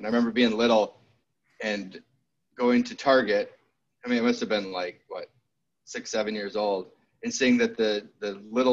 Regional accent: St. Joseph, Minnesota, United States; also born or lived in Hastings, Minnesota; I grew up in St. Joseph, Minnesota, which is right outside St. Cloud

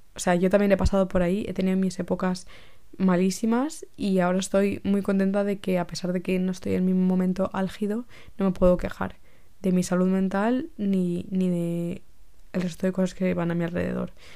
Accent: Spain; also born or lived in Brussels

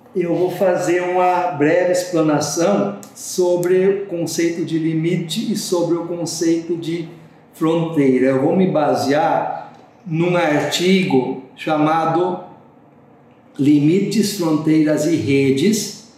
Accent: Rio Grande do Sul, Brazil; moved away; o rio Uruguai, lá na divisa do Brasil, Rio Grande do Sul, com a Argentina, a região onde eu me criei, onde eu nasci e me criei

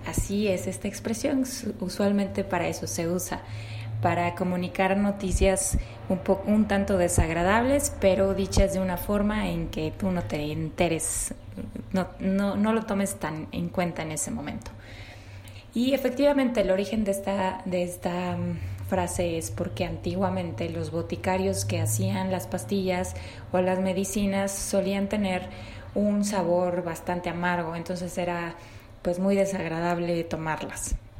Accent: Mexico; como somos tan ingeniosos y acertados los mexicanos en el aspecto del habla

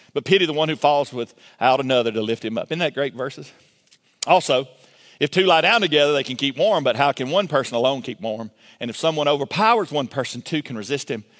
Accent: Milledgeville, Georgia, United States; I grew up in Milledgeville, Georgia

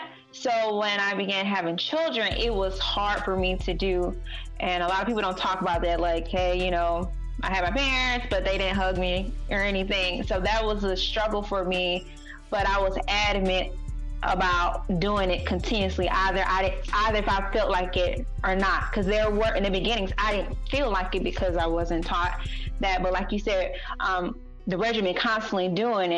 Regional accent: Atlanta, Georgia, United States; I'm from the Swats, that's Southwest Atlanta

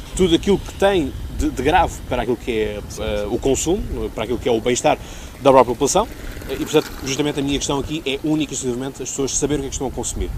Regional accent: Seixal, Setúbal, Portugal; estamos justamente aqui na Baía do Seixal. Portanto, trago-vos uma vez mais à minha terra.

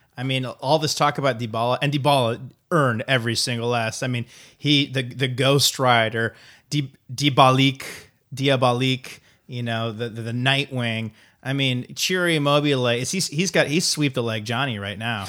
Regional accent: Iowa, United States; I'm from Iowa, I'm not from Chicago.

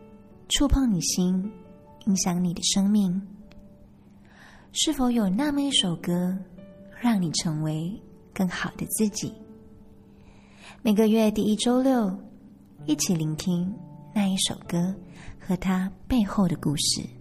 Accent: Malaysia; 然后，我们又是同样的在马来西亚出生、生长，我就会觉得有一种那个叫什么母国的情节在

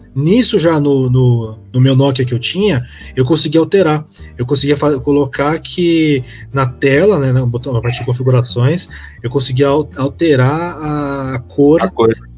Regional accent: Brazil; Eu como brasileiro

